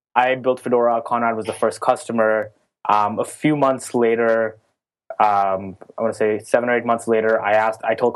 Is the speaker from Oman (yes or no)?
yes; Oman; moved away as an adult; also born or lived in California, United States; now in New York, United States; I grew up in a small country called Oman in the Middle East. Moved to America when I was 17